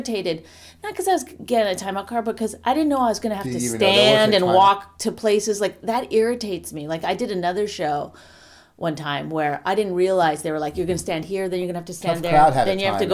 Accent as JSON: {"language": "English", "region": "New Jersey", "country": "United States", "said": "I'm from New Jersey"}